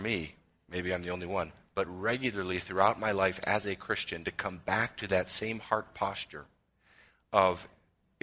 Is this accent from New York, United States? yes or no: no; Chicago suburbs, Illinois, United States; I grew up in the Chicago suburbs